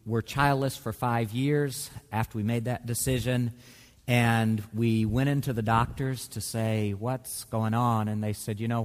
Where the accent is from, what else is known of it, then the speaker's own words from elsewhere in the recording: Mississippi, United States; moved away; my home state of Mississippi